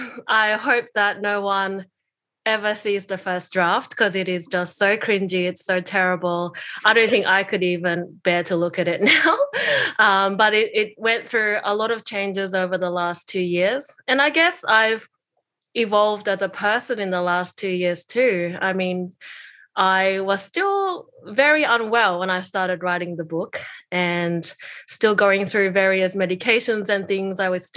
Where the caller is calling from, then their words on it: New South Wales, Australia; I'm joining from Kamaraygal land from the Eora Nation.